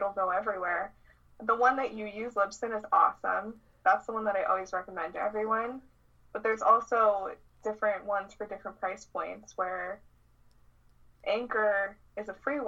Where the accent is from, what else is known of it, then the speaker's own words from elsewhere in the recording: Las Vegas, Nevada, United States; moved away as an adult; also born or lived in Seattle; I'm from Las Vegas. Moved to Seattle.